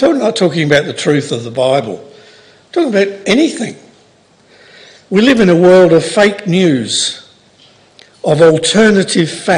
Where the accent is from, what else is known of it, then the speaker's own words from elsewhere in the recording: Oxford, South East England, United Kingdom; I was born in Oxford